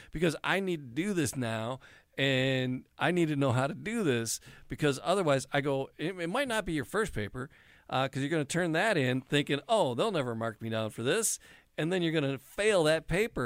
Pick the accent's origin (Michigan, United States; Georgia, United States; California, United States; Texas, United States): Michigan, United States; Detroit; I grew up in the city. I was born, raised in the city